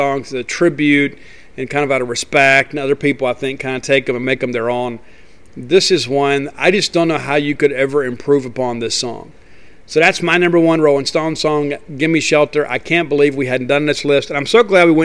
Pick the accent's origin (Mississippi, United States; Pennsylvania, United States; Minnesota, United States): Mississippi, United States; Columbia; in my hometown of Columbia